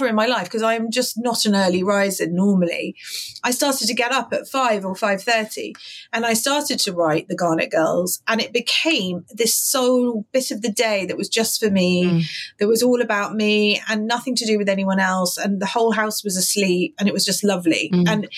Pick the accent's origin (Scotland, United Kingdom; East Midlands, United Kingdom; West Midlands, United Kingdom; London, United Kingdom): London, United Kingdom; I'm a Londoner, born and bred